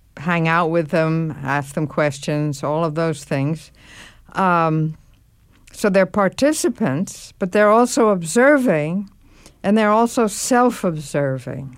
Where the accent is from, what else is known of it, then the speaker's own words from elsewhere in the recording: New York, United States; I should be born in what used to be called the French hospital in New York